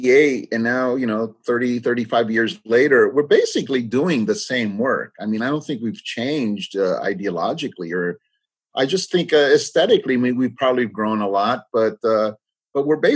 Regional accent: California, United States; first language English; also born or lived in Los Angeles; we grew up, we're second generation growing up in the United States. You know, our parents weren't in the fields. They were blue collar workers in the city. And so we grew up in the city.

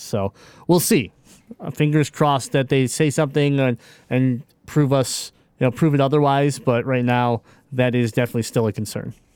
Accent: Michigan, United States; I'm from Michigan

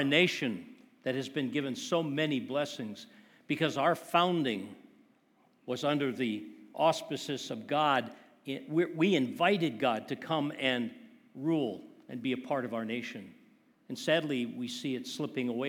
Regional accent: Wisconsin, United States; I grew up in Wisconsin

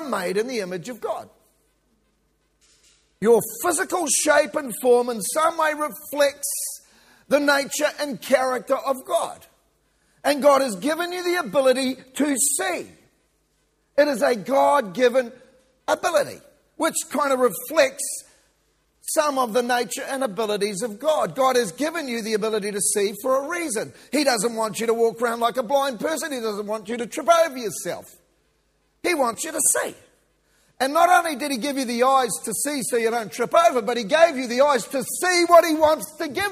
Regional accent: New Zealand; moved away as an adult; also born or lived in Kiwi; now in Victoria, Australia; I'm a New Zealander

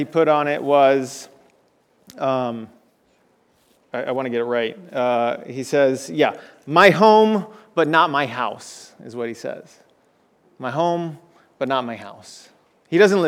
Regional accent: South Florida, United States; moved away; the home I grew up in South Florida

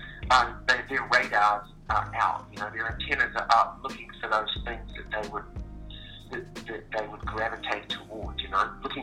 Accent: Auckland, New Zealand; moved away as an adult; now in Nashville, United States; I am from Auckland City, which is in the North Island. It's a city in New Zealand. It's very much a harbour city, two harbours, so lots of sailboats, lots of beaches

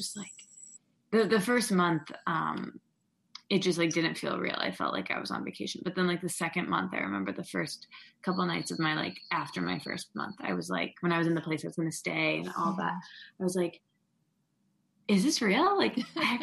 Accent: East Lansing, Michigan, United States; moved away as an adult; also born or lived in Detroit, United States; now in New York, United States; So I'm from East Lansing. It's like a really small town

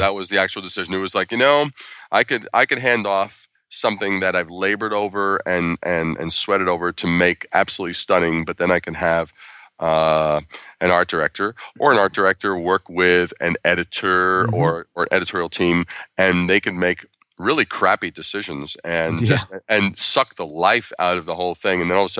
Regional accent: Brooklyn, New York, United States; born there; I was born in Brooklyn at a very young age.

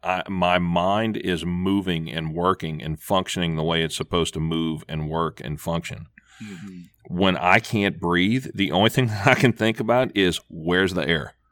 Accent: Louisiana, United States; I'm from the flatlands of Louisiana, below sea level

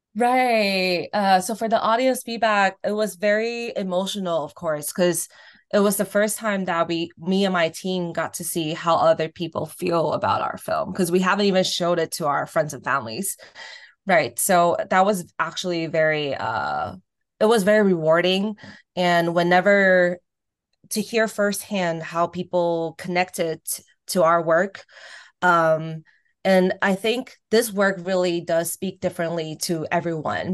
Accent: Taiwan; moved away as an adult; also born or lived in Irvine, California / Boston / New York; here in Taiwan, and then high uh, college I was at Wellesley in Boston.

